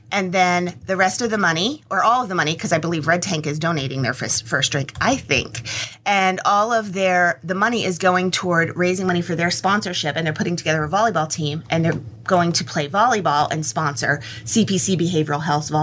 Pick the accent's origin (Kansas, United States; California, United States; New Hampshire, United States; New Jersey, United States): New Hampshire, United States; moved away; also born or lived in Tennessee; I grew up in New Hampshire